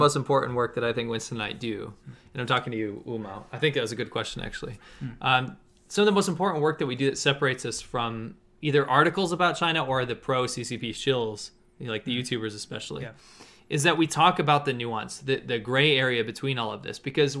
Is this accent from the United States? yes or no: no; Canada; As a Canadian, I know. As a Canadian, I'm happy at least this was done.